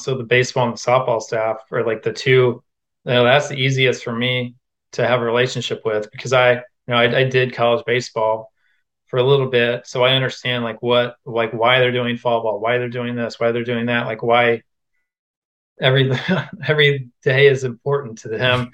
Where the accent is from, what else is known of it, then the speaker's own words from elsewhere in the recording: Quincy, Illinois, United States; moved away as an adult; also born or lived in Iowa; I went to junior college in my hometown of Quincy, Illinois